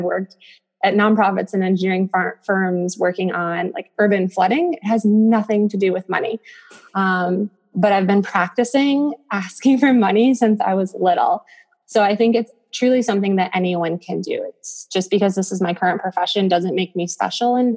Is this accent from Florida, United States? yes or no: no; Western New York, United States; moved away as an adult; also born or lived in Buffalo, New York / Syracuse, New York / Northern Malawi / Cape Town, South Africa; now in Naperville, United States; my small town in Western New York